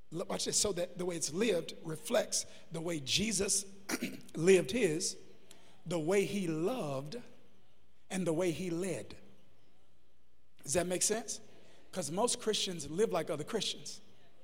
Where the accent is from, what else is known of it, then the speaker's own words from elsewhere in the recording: United States; I'm American now